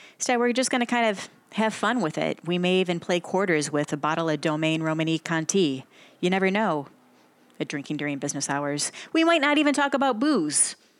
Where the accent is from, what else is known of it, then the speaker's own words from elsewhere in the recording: Flushing, Michigan, United States; moved away; also born or lived in Flint, Michigan / Miami, Florida; I'm from the small town of Flushing, Flushing, Michigan.